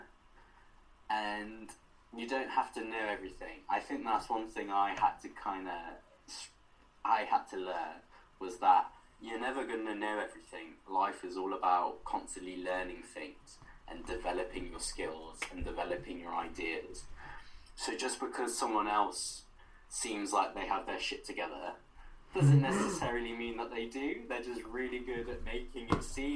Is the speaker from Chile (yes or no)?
no; Wales, United Kingdom; Our connections to Wales as queer people, like LGBT people, as well as being Welsh people